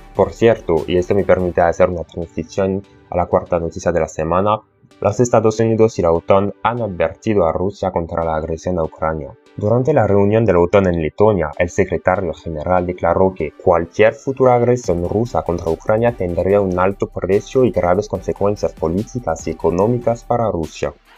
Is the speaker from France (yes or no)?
yes; France; Spanish is a second language; si te estás preguntando por qué tengo este horrible acento, es porque soy francés.